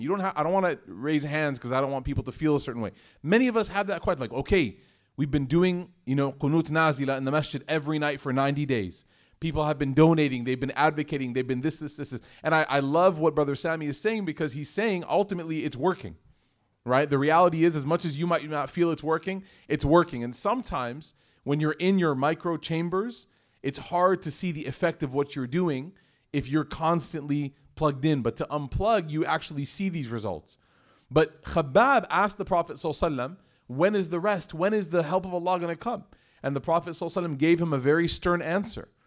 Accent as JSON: {"language": "English", "country": "United States", "said": "I'm from America"}